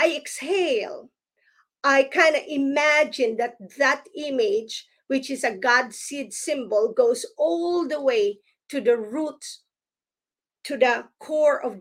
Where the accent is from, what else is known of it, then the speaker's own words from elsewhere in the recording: Philippines; now in United States; I grew up in the Philippines and as a Protestant